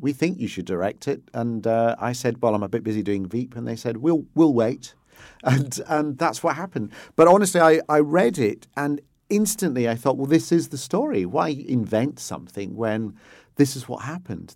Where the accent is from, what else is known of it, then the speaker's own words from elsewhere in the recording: Glasgow, Scotland, United Kingdom; I grew up in Hill Head, where the, the famous Hill Head by-election, Roy Jenkins trying to become leader of the S D P by winning the Hill Head seat in class